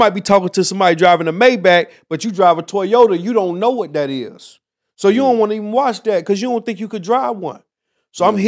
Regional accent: Miami, Florida, United States; Miami, Florida.

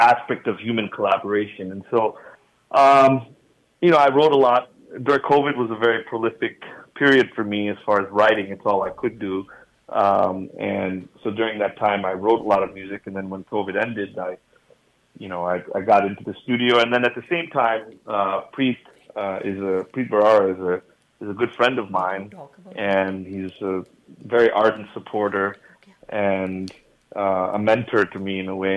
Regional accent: United States; growing up in America, I think, um, you, you know, it's. Uh, being American born, I, I still consider myself very much an American product

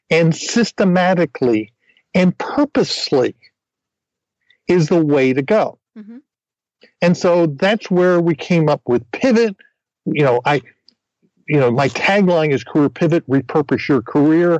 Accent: New Jersey, United States; moved away; I grew up in New Jersey

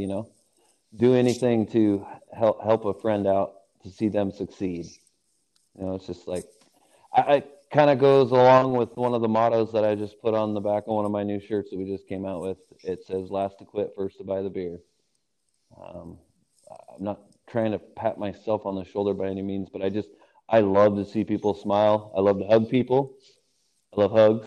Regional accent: Salem, United States; I grew up basically in Salem since my freshman year in high school

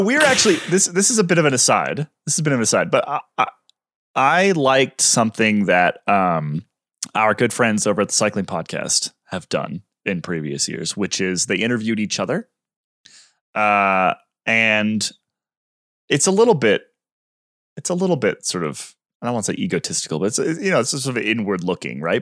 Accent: United States; as an American cycling fan

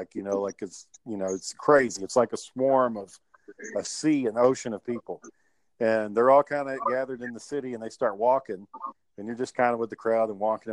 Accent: Kearns, Utah, United States; we grew up in Kearns

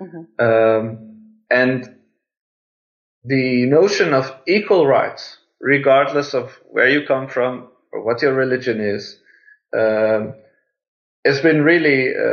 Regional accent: Iran; born there; the fact that I was born in Iran has stimulated me to take really serious the issue of religious tolerance

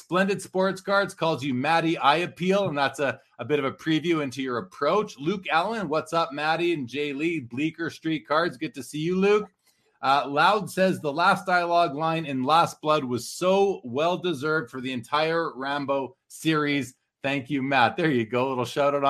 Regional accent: Winnipeg, Manitoba, Canada; I grew up in Winnipeg in Canada.

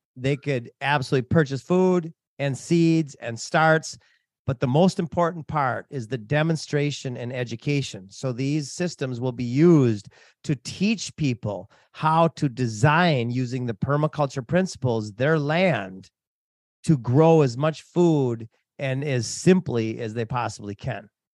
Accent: Minnesota, United States; moved away as an adult; also born or lived in Hawaii / Africa; I grew up in Minnesota.

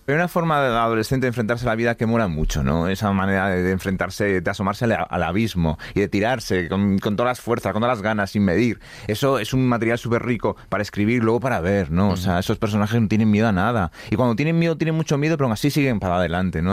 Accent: Galicia, Spain; la humedad gallega, que es mi tierra.

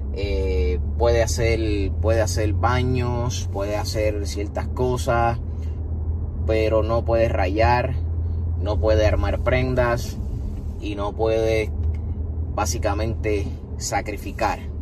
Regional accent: Puerto Rico; mi pueblo Puerto Rico

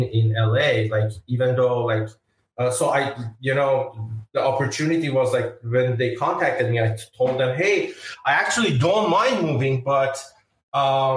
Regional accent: Iran; moved away as an adult; also born or lived in Wisconsin; now in United States; I'm originally from Iran. I came to USA maybe 15, 14 years ago.

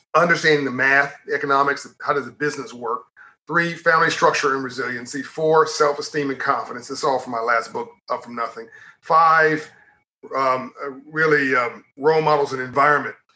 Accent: Compton, California, United States; I'm from Compton, California in South Central LA, homeless for 6 months of my life

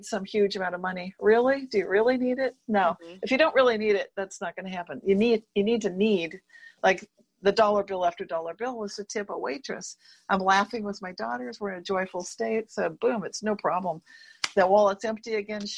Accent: Berkeley, California, United States; a certain street in my town, my hometown of Berkeley

